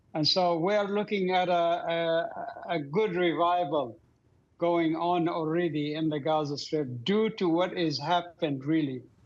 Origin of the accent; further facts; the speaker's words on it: Doha, Qatar; moved away; I grew up in Doha, Qatar.